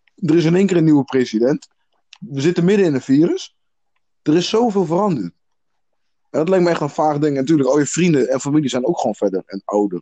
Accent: South Africa; now in Netherlands; ik ben zelf Zuid-Afrikaans

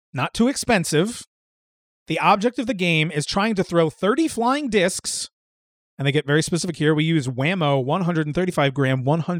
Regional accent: Midwest, United States; But we're from Midwestern boys, so it's cornhole.

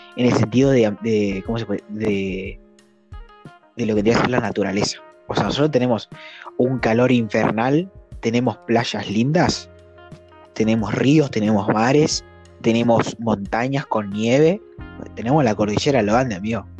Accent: Argentina; also born or lived in Chaco; nosotros no somos como, como los porteños, ¿viste? El resto de la Argentina

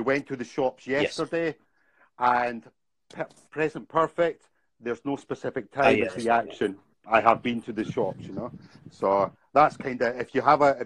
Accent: Scotland, United Kingdom; moved away as an adult; also born or lived in Bangkok, Thailand; I'm from Scotland.

